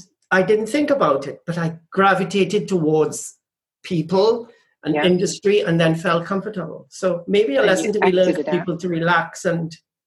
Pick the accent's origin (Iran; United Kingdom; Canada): United Kingdom; London; also born or lived in Trinidad and Tobago; I grew up in London, and then we moved back to the Caribbean. And then I moved to London for a short while, and then went to Austria.